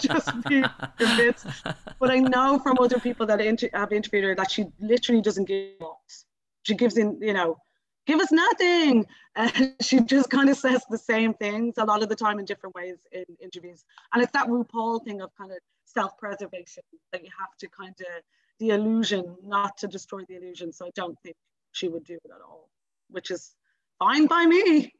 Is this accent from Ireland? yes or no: yes; Dublin, Leinster, Ireland; I live in Ringsend. I'm from Ringsend. All my family are from Ringsend